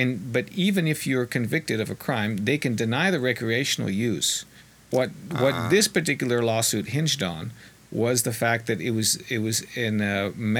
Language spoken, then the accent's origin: English; Colorado, United States; I have a little bit of news from my home state of Colorado.